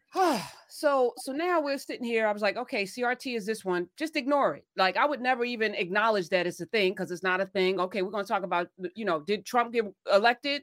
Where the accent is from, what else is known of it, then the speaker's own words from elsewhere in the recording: New Jersey, United States; I'm from Jersey